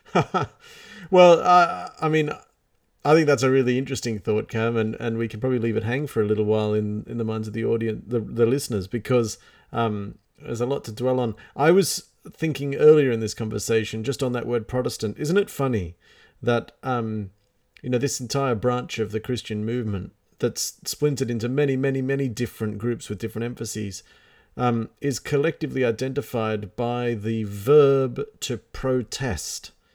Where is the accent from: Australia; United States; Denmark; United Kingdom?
Australia